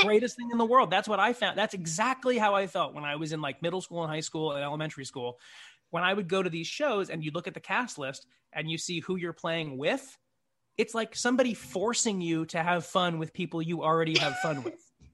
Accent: San Jose, California, United States; moved away; also born or lived in Saratoga, California; I'm from the Bay Area of California. I'm from San Jose

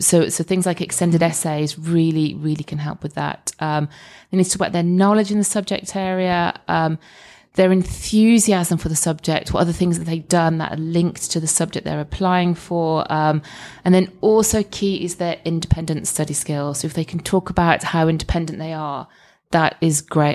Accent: Scotland, United Kingdom; as a Scot

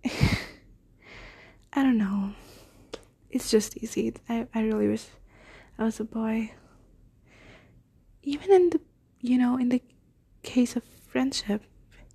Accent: India; I'm an Indian girl, and I want to stay in India for my undergraduate course

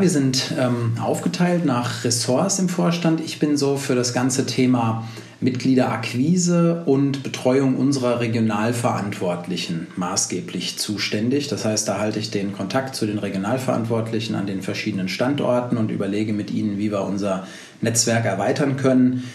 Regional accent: Berlin, Germany; ich bin Berliner, wie du ja auch gerade schon gesagt hast, sitze hier in Berlin

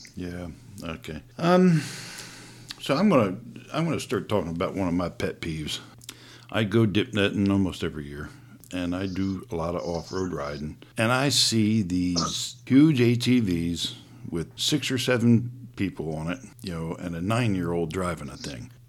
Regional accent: East Coast, United States; moved away; I grew up on the East Coast hunting deer before I moved out this way

